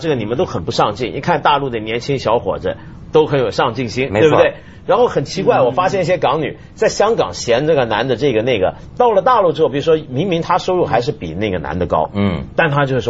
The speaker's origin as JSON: {"language": "Chinese", "region": "Guangdong", "country": "China", "said": "我我们广东人内部矛盾"}